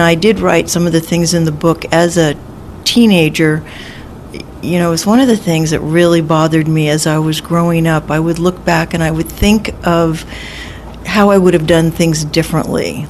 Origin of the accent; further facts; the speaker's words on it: Los Angeles, California, United States; also born or lived in Newport Beach, California; I was born and raised in Los Angeles